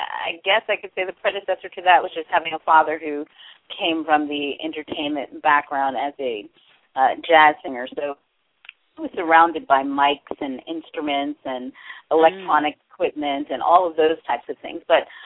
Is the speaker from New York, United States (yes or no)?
yes; New York City, New York, United States; I am from New York, originally from Brooklyn, but grew up in the Brooklyn and Queens area.